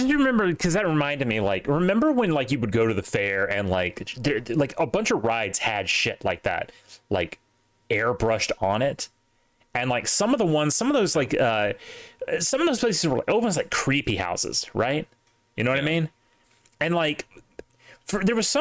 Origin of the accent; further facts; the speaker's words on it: Mississippi, United States; I'm from Mississippi.